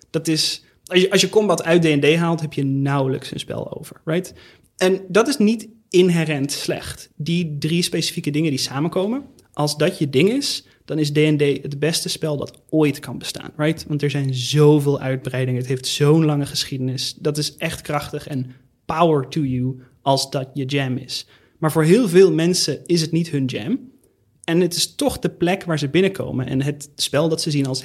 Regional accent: Netherlands; accent: hard G; ik ben misschien een beetje een atypische gast op deze podcast. Ten eerste, ik heb een harde G. Wat doe ik hier?

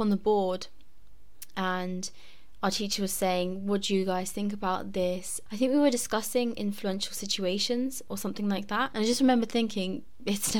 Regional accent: Southampton, South East England, United Kingdom; I'm 16 from Southampton

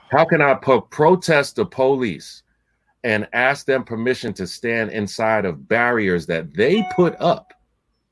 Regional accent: Point Pleasant, New Jersey, United States; I was born in 1969 in Point Pleasant, New Jersey.

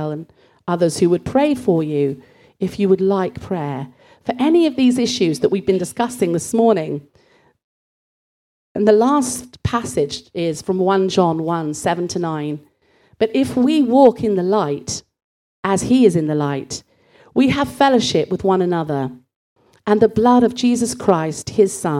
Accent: Bristol, South West England, United Kingdom; growing up in Bristol

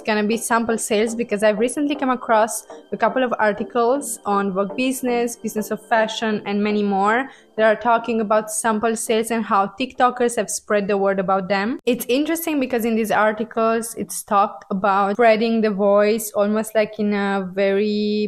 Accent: Italy; I'm from Italy

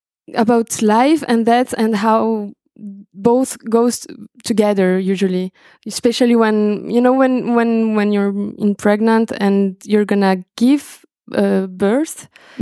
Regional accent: Argentina; English is a second language; also born or lived in Brazil; because I'm from Brazil and I grew up in Argentina. And I have a very special relationship with languages.

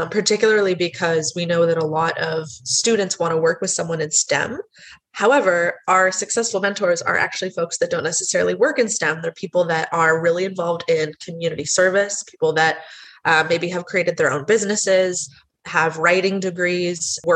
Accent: United States; I am from the States, which you can probably tell from my accent

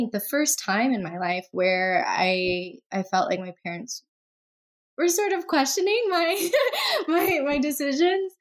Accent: the southern United States, United States; I grew up in the U.S., primarily in the southern states

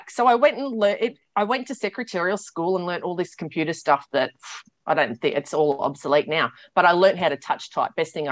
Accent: Sydney, New South Wales, Australia; also born or lived in New Zealand; I am in Sydney, mm. born and bred in Sydney. I did do a year living in New Zealand

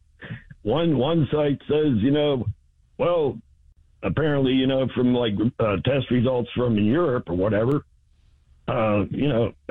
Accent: Saxonburg, Pennsylvania, United States; I grew up in Saxonburg

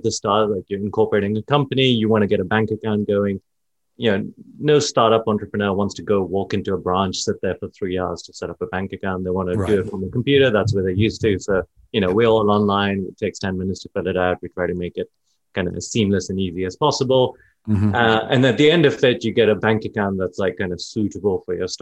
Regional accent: London, United Kingdom; moved away as an adult; now in San Francisco, United States; I grew up in London. Then I moved to San Francisco

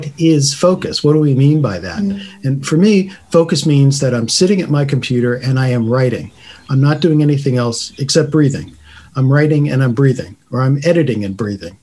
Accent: United States; being an American writer

